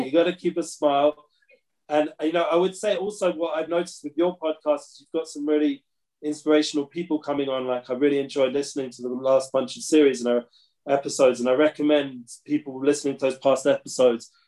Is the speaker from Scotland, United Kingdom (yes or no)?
no; London, United Kingdom; now in Israel; growing up in London